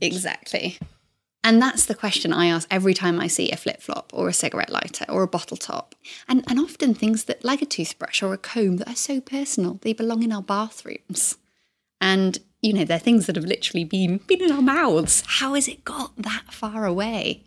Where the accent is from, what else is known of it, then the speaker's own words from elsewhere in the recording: South Wales, United Kingdom; moved away as an adult; I grew up in South Wales, in the same house my whole life till I went off to university